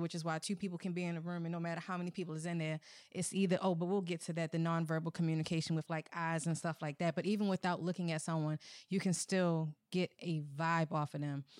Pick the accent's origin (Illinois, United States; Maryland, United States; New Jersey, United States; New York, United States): Maryland, United States; Baltimore; accent: Baltimore; I'm from Baltimore.